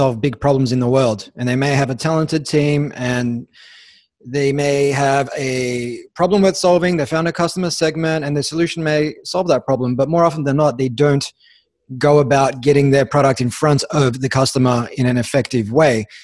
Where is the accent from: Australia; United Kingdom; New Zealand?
Australia; Melbourne, Victoria; also born or lived in Sydney; I grew up in Melbourne